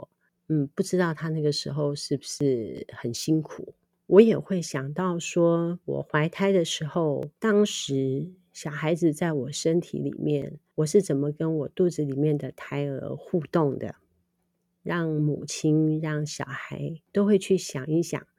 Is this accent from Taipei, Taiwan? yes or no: no; Liugui, Kaohsiung, Taiwan; now in Nankan, Taiwan; 那么我们现在住在南崁是比较没有啦哈，但是在我们乡下六龟那个地方，据我所知，它还是有的。